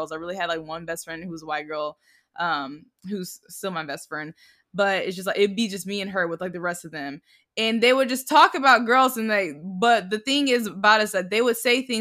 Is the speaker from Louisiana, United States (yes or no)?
no; The Colony, Texas, United States; I grew up in the Colony, Texas, colony, which Texas. is which is a suburban town. Suburban. Shut up, a suburban town in Dallas, Texas.